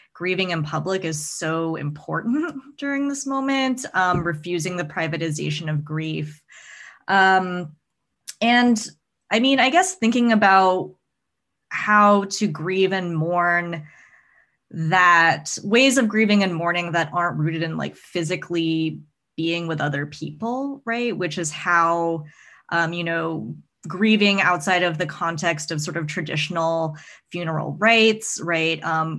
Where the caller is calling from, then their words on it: Northampton, Massachusetts, United States; So I am Zooming in from Northampton, Massachusetts, which is on Pocumtuk and Nipmuc ancestral lands.